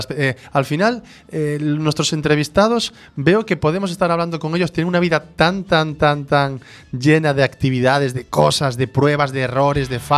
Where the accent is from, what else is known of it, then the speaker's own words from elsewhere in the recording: Galicia, Spain; los que somos gallegos